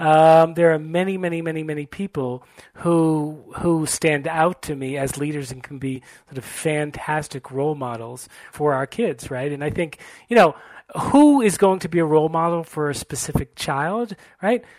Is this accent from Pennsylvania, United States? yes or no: no; Brookline, Massachusetts, United States; also born or lived in Boston; I was born in Boston and grew up in Brookline, Massachusetts